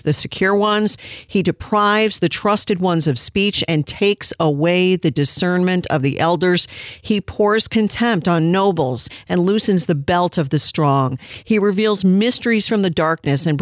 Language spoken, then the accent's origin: English; United States; as an American